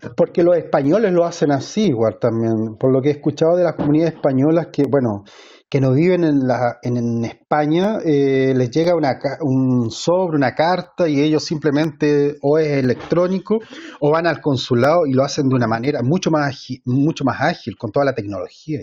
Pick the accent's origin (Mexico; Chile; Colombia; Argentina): Chile; Viña del Mar, Valparaíso; moved away; yo me crié en Valparaíso, en Viña del Mar